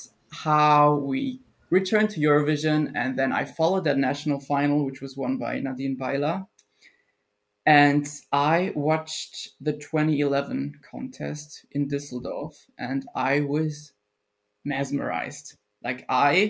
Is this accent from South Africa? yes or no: no; Austria; English is a second language; I'm from Austria